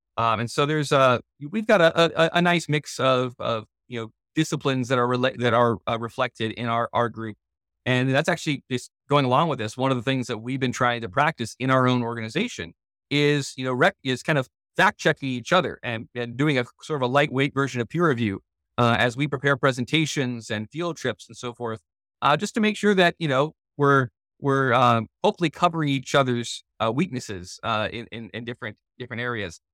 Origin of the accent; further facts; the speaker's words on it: California, United States; now in Missouri, United States; I'm from California originally